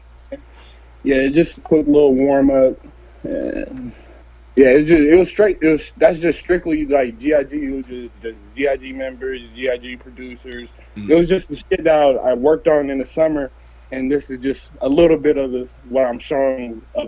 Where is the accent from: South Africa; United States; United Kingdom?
United States; Stockton, California; I'm from Stockton, California